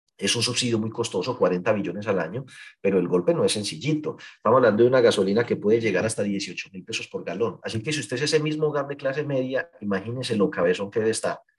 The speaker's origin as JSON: {"language": "Spanish", "area": "Paisa region", "region": "Antioquia", "country": "Colombia", "said": "aquí somos paisas"}